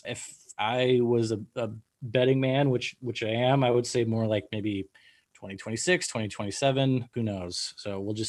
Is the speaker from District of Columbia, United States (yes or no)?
no; Marin County, Northern California, United States; where I grew up in Northern California, I grew up in a small town in Marin County, and our population was about 4,500 people, 5,000 people.